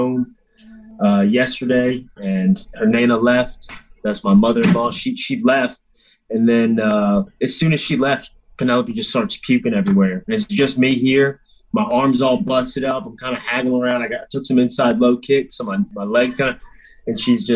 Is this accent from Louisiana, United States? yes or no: yes; Louisiana, United States; I'm from Louisiana.